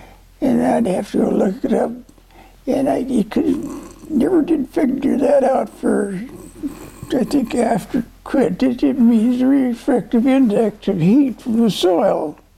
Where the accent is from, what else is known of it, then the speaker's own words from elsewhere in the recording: North Dakota, United States; born there; Before I was born in North Dakota. I never lived there much. But I went back to North Dakota when I started farming.